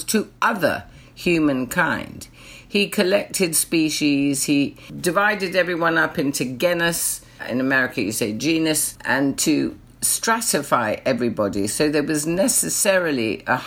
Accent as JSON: {"language": "English", "region": "London", "country": "United Kingdom", "tie": "born or raised there", "said": "When I was a small child, I grew up in London"}